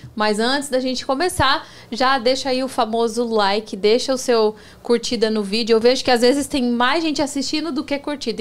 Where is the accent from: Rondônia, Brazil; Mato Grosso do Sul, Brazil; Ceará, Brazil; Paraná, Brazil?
Mato Grosso do Sul, Brazil; Campo Grande; moved away as an adult; now in Orlando, United States; eu sou do Pantanal